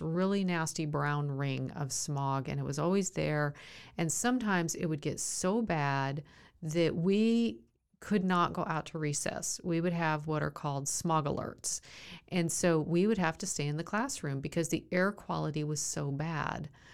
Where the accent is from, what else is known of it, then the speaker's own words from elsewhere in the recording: Southern California, United States; I grew up in Southern California